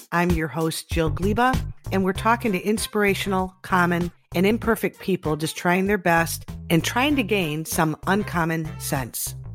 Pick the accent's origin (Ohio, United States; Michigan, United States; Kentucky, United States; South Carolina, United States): Michigan, United States; Detroit; So I grew up in Detroit family